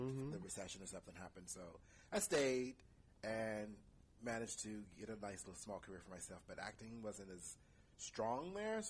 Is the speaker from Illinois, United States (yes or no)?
no; St. Louis, Missouri, United States; moved away as an adult; also born or lived in Marysville, California; Born and raised in St. Louis, Missouri.